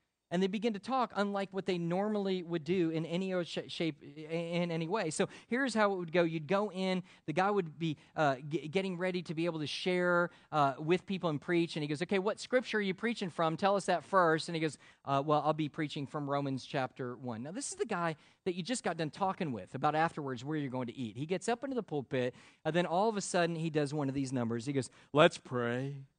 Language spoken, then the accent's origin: English; Connecticut, United States; also born or lived in South Florida; Where are you from? I said, originally Connecticut. He goes, and then where? And he goes, I go, South Florida.